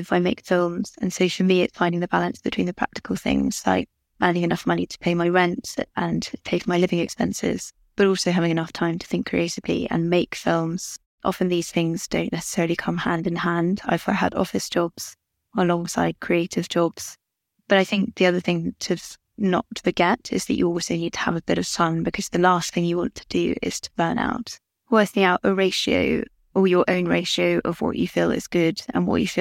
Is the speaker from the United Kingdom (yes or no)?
yes; London, United Kingdom; I'm 28 and I'm from London.